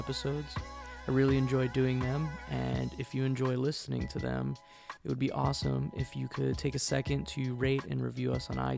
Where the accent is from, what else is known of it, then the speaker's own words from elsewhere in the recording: New Jersey, United States; I grew up in New Jersey.